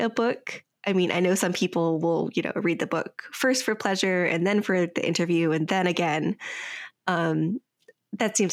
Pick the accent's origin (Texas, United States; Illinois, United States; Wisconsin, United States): Wisconsin, United States; now in Pacific Northwest, United States; I'm from Wisconsin